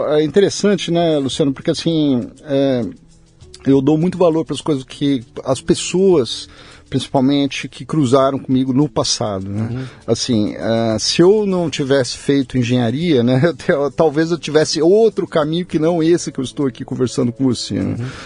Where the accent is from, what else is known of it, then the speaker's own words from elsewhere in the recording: São Paulo, Brazil; daqui de São Paulo, eu fui, fui criado aqui em São Paulo, meus pais são do interior, já faleceram.